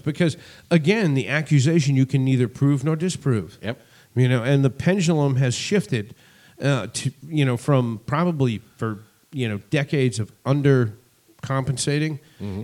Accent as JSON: {"language": "English", "town": "Boston", "region": "Massachusetts", "country": "United States", "said": "I'm from Boston"}